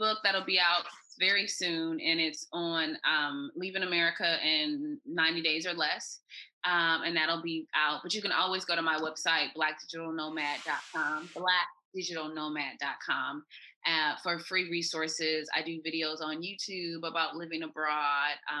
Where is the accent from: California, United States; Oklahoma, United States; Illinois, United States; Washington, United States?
California, United States; Los Angeles; moved away as an adult; now in Vietnam; I'm from Los Angeles, where like stars are made